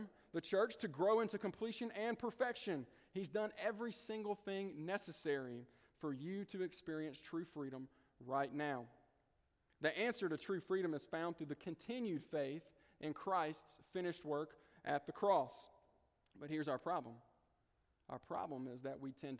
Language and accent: English; the Delta, United States; I'm from the Delta.